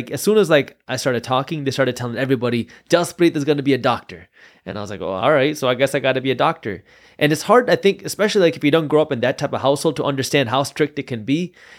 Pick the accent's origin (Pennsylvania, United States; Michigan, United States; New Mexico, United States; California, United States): Michigan, United States; Detroit; And so I was born here in the Metro Detroit area. And growing up, like a lot of first-generation immigrants, my parents were very strict on education.